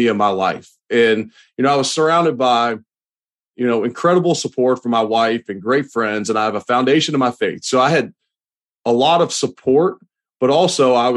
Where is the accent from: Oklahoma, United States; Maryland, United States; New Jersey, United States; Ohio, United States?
Ohio, United States; Cincinnati; moved away; also born or lived in Louisville, Kentucky / Buffalo, New York; I'm originally from Cincinnati, Ohio.